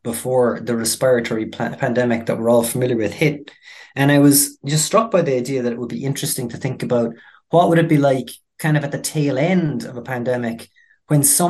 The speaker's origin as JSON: {"language": "English", "country": "Ireland", "said": "I'm from rural Ireland"}